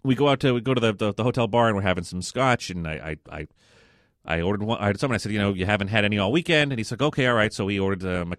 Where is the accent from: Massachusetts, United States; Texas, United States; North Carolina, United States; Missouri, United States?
Massachusetts, United States; Boston; we're from the Boston area